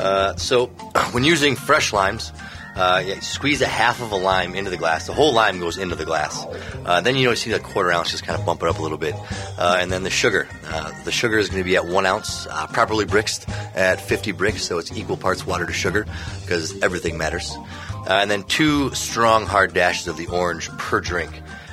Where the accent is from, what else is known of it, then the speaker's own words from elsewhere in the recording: Minnesota, United States; But being the fact that we're from Minnesota